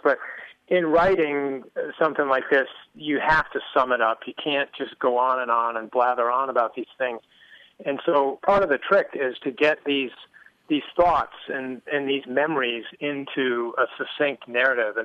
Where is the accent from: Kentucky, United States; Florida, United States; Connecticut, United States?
Connecticut, United States; I grew up in Connecticut